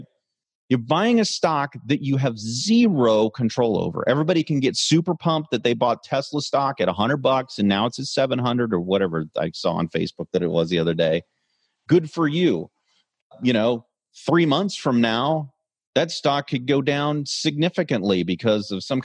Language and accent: English; Kansas City, Missouri, United States; I'm from Kansas City